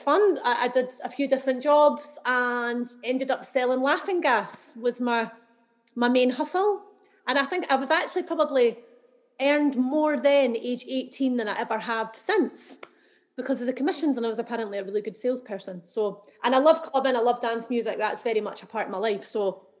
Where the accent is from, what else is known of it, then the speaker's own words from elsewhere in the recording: Edinburgh, Scotland, United Kingdom; I'm from Edinburgh, and I've always lived here